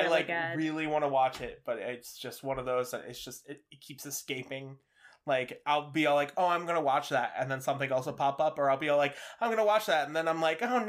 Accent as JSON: {"language": "English", "region": "Midwest", "country": "United States", "said": "I was from the Midwest."}